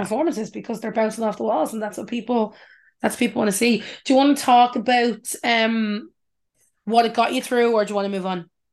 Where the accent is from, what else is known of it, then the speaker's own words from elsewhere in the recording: Ireland; us as Irish people